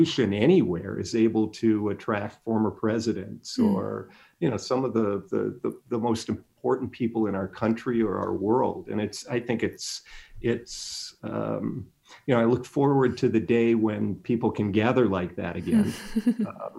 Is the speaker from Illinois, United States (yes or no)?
yes; Illinois, United States; now in Inland Empire, United States; I was born and raised in Illinois